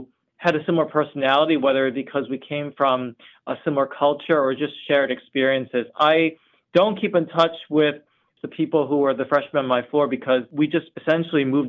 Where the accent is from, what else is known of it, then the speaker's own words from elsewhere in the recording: New Jersey, United States; moved away as an adult; now in New York, United States; I moved to New York about 4 years ago as I grew up in New Jersey